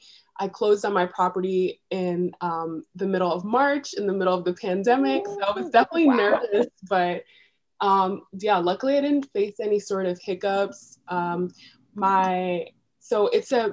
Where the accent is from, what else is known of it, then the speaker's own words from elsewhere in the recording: New York City, New York, United States; moved away as an adult; now in Philadelphia, United States; I was born and raised in New York City.